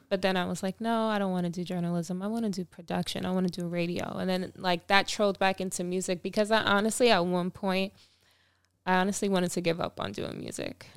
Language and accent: English; Long Island, New York, United States; my hometown too, Long Island